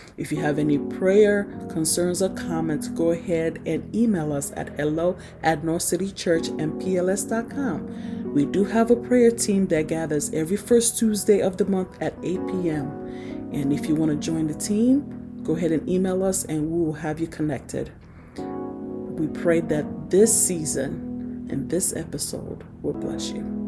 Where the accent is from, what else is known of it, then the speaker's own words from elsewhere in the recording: Nigeria; moved away; also born or lived in New York, United States; I was born in New York, but I was raised in Nigeria